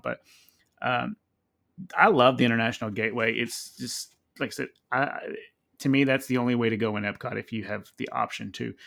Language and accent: English; United States; we're American